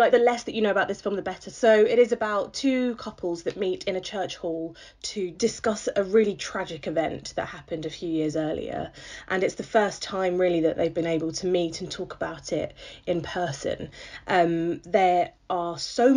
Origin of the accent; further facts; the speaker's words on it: United Kingdom; being a Brit